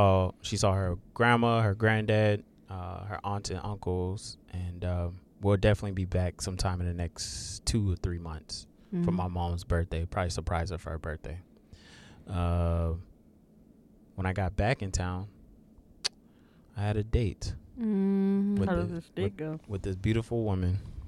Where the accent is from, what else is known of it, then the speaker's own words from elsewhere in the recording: South Carolina, United States; moved away; my hometown.